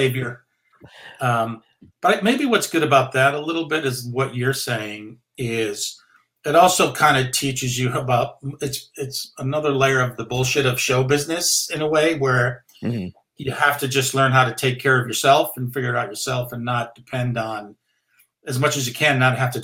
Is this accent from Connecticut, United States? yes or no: yes; Connecticut, United States; moved away; I was still living in my hometown in Connecticut